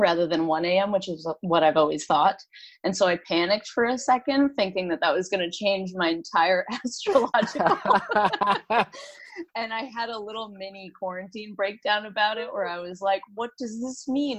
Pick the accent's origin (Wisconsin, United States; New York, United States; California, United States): New York, United States; New York City; I am 29. I grew up in Brooklyn in Bay Ridge.